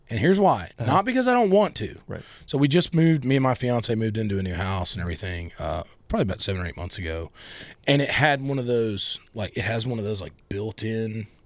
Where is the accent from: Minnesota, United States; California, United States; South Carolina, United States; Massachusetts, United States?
South Carolina, United States; I'm from South Carolina.